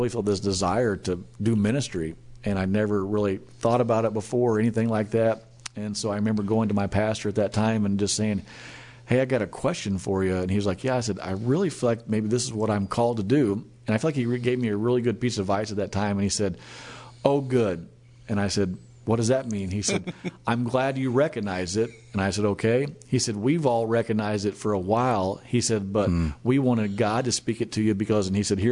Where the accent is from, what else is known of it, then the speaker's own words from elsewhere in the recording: Nixa, Missouri, United States; also born or lived in Springfield, Missouri; now in Tulsa, United States; born and raised in Nixon, Missouri, which is right outside of Springfield or Branson